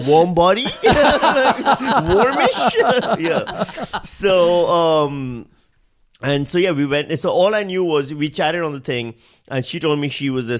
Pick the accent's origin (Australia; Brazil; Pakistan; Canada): Pakistan; moved away; I'm Pakistani.